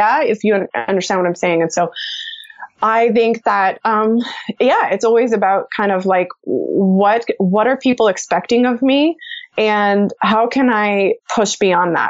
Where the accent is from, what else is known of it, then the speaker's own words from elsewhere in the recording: United States; also born or lived in Austin, Texas; I grew up in the United States